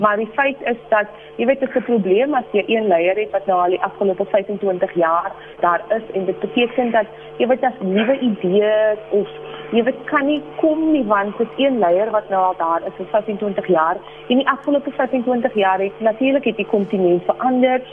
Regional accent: South Africa; vir my as 'n Suid-Afrikaner

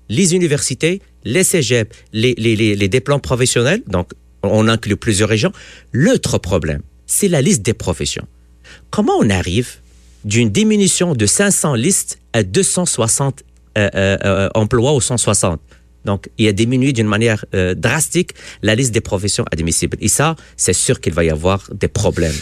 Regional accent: Quebec, Canada; En tant que Québécois

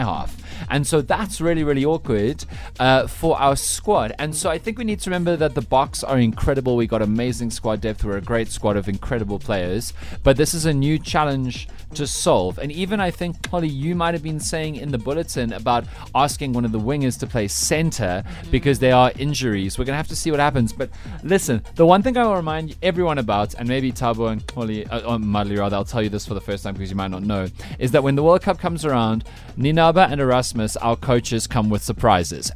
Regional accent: Western Cape, South Africa; I'm from the Western Cape.

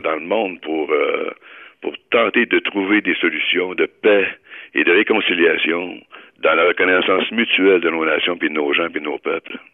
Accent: Quebec, Canada; chez nous au Québec

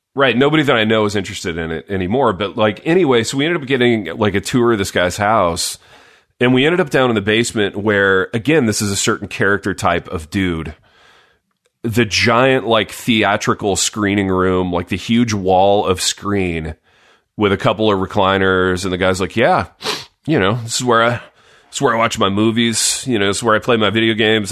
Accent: Midwest, United States; growing up in the Midwest

